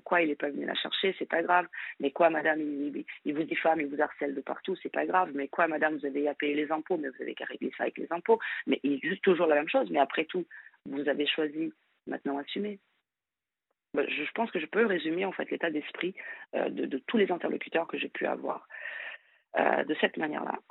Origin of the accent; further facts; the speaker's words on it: Brazil; moved away as an adult; now in France; je suis brésilienne